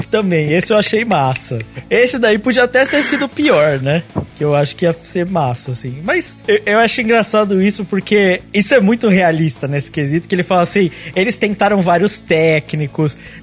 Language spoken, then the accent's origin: Portuguese; Brazil; eu sou brasileiro